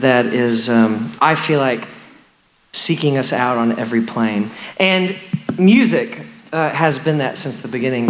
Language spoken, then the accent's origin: English; Texas, United States; I grew up in Texas, pretty rural setting in Texas in a little Baptist church